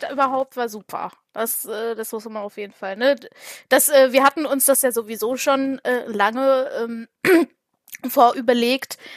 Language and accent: German; Essen, North Rhine-Westphalia, Germany; Ja, ich kann es ja gut sagen, ich komme aus dem Süden von Essen, da wo die ganzen Synops wohnen.